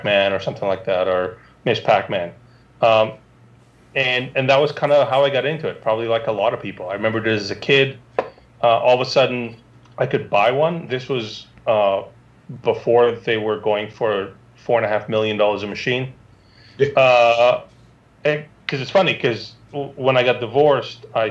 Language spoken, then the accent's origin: English; Canada; moved away; also born or lived in Israel; I'm Canadian